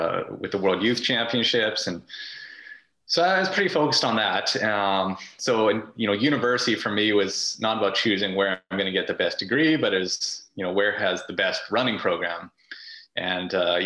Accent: Prince George, British Columbia, Canada; moved away as an adult; now in Vancouver, Canada; I grew up in Prince George

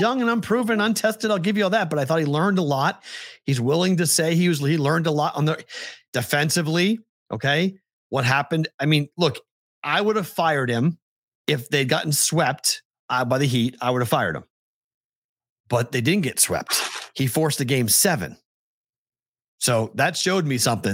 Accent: Boston, Massachusetts, United States; moved away as an adult; also born or lived in Huntsville; I was from Boston

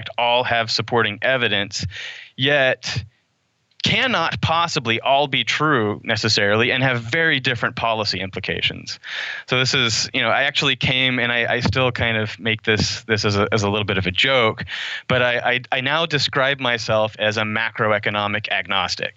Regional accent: Oklahoma, United States; moved away as an adult; also born or lived in Waco, Texas; I grew up in Oklahoma.

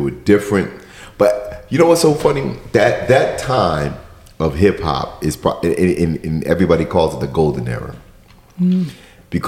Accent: New York, United States; growing up in New York was like one of the only places at the time that had, you know, radio stations that played hip hop

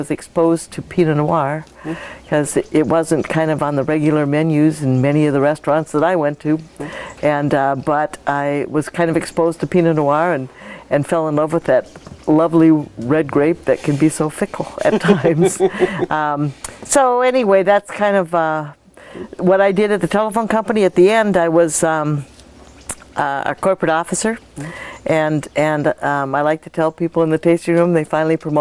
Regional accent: Wisconsin, United States; moved away as an adult; also born or lived in Minnesota; now in Oregon, United States; I grew up in Wisconsin. I went to school in Minnesota.

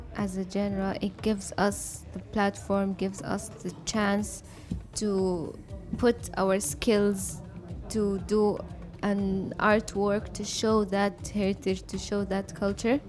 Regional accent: Al Ain, Abu Dhabi, United Arab Emirates; my parents are, are immigrants from Sudan, mm-hmm. but I was born in Abu Dhabi, in Al mm-hmm. Ain. Mm-hmm. So I so I grew up here

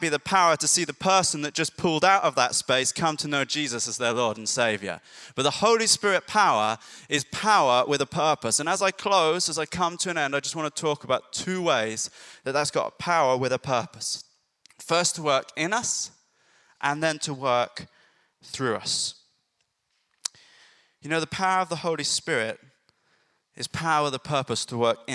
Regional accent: Ireland; now in Bury St Edmunds, United Kingdom; I grew up in Ireland. It was quite rural.

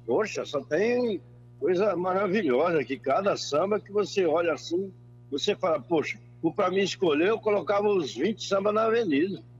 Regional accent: interior of São Paulo, Brazil; moved away; para minha terra também, que é Fora Rica, que sou do interior de São Paulo

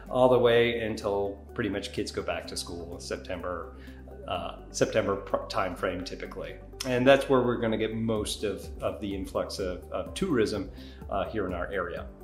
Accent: New York, United States; now in Florida, United States; as a Northerner coming from New York, um, yeah, it's uh, it was nice to, for it to kind of cool down.

